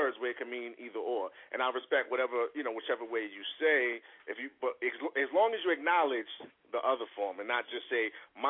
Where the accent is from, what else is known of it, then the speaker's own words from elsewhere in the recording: New York City, New York, United States; We're originally from the Bronx